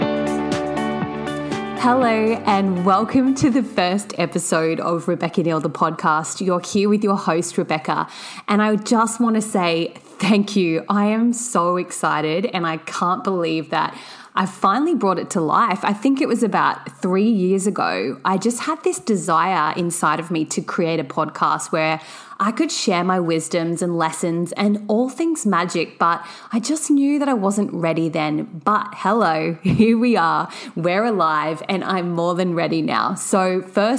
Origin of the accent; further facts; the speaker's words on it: Sydney, New South Wales, Australia; now in Gold Coast, Australia; I am from Sydney, Australia, residing on the sunny Gold Coast